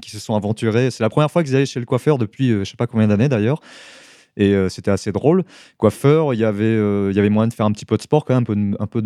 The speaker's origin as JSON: {"language": "French", "town": "Paris", "region": "Île-de-France", "country": "France", "said": "en tant que Français, pire, parisien, on me dit bain public"}